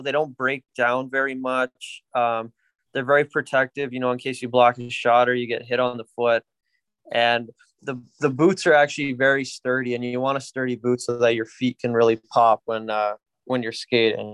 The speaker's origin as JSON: {"language": "English", "country": "Canada", "tie": "born or raised there", "moved": "yes", "lives_now": "Florida, United States", "said": "we're a typical Canadian hockey family"}